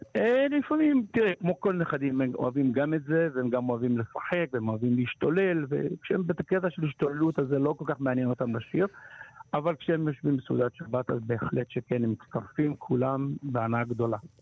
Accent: Morocco; now in Israel; אני יליד מרוקו

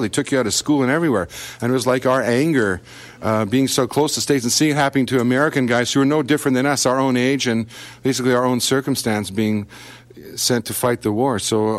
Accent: Canada; touring as a Canadian band there

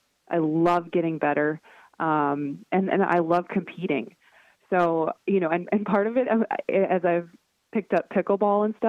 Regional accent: North Dakota, United States; growing up in North Dakota in the wind

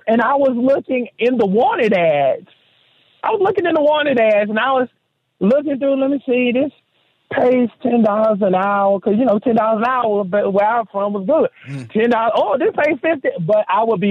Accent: Seneca, South Carolina, United States; growing up in Seneca, South Carolina

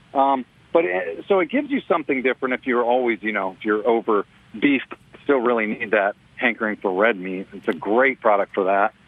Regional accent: Texas, United States; growing up in Texas

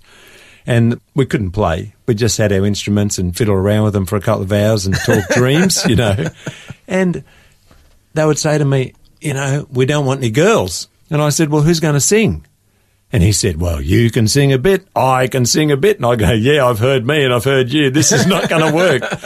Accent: Gippsland, Victoria, Australia; we're both country kids from Gippsland, and when I was 10 years old, my parents moved me to a farm

